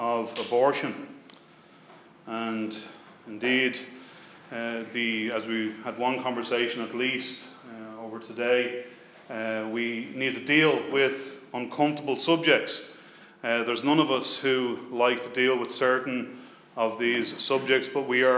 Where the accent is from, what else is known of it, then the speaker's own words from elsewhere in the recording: Dublin, Leinster, Ireland; also born or lived in Leicester; I was born in Leicester in 1968 and returned back to Dublin at the age of two in 1970. Like so many Irish